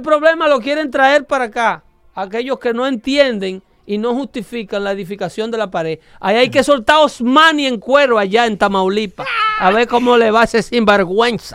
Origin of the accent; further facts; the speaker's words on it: Dominican Republic; yo como dominicano